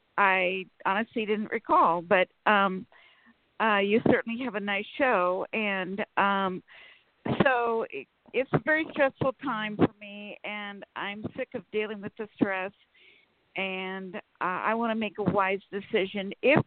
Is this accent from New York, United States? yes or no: no; Sacramento, California, United States; from Sacramento, California.